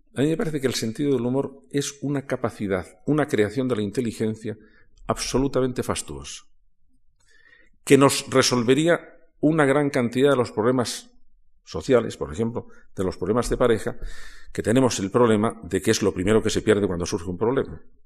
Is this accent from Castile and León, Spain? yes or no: no; Toledo, Castilla-La Mancha, Spain; Yo soy de Toledo.